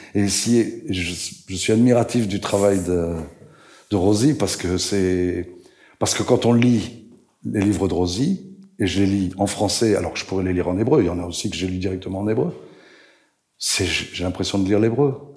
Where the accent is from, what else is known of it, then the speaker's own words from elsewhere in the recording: France; accent: French; moved away; also born or lived in Israel / Switzerland / Italy; J'ai gardé mon accent français quand je parle l'hébreu.